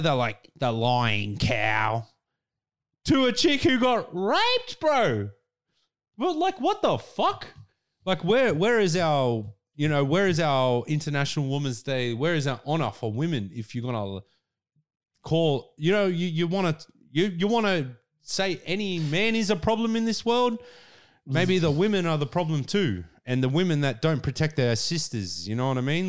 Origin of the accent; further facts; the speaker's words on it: Australia; we are all Australian people